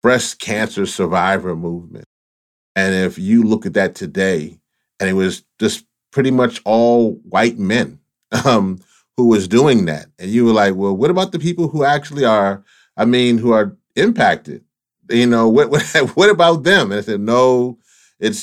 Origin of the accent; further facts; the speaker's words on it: Louisiana, United States; I'm originally from Louisiana